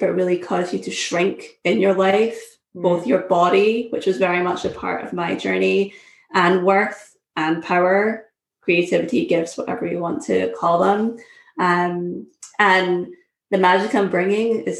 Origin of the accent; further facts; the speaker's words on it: Scotland, United Kingdom; moved away as an adult; also born or lived in Syracuse, United States; now in United States; I'm originally from Scotland. Moved to the US in 2009